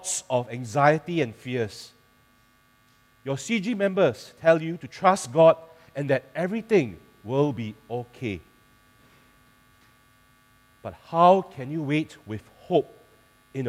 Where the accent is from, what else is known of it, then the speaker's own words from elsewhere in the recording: Singapore; I'm a Singaporean